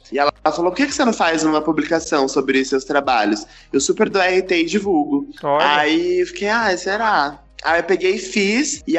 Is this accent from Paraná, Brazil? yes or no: no; São Paulo, Brazil; eu sou daqui de São Paulo, da capital, nascido e criado. Fui criado na, na periferia de São Paulo, é, morei lá por muitos anos da minha vida, recentemente saí.